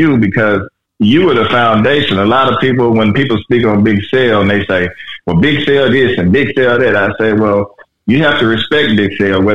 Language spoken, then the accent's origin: English; Louisiana, United States; moved away; also born or lived in California; me coming from the South, I'm originally from Louisiana.